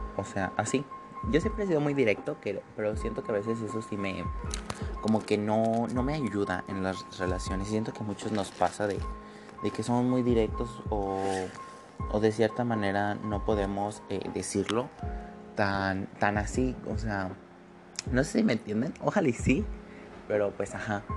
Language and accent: Spanish; State of Mexico, Mexico; soy del Estado de México pegado a la ciudad